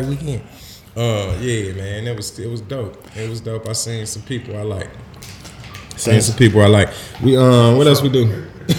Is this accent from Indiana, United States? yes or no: no; St. Louis, Missouri, United States; I'm from St. Louis and watch this.